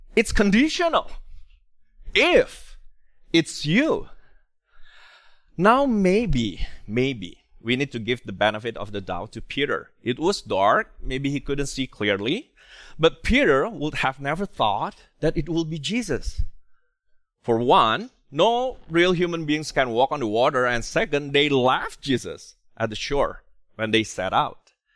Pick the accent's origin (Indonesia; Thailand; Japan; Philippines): Indonesia; moved away; I come from Indonesia